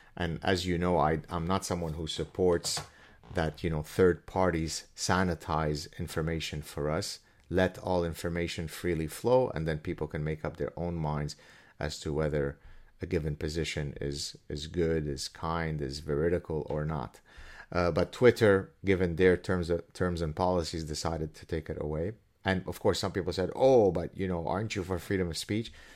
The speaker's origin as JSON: {"language": "English", "country": "Canada", "said": "I'm Canadian"}